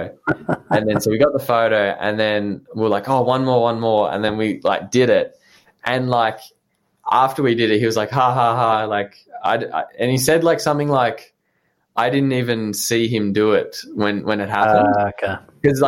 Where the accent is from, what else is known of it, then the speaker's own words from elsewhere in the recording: Melbourne, Victoria, Australia; I was from Melbourne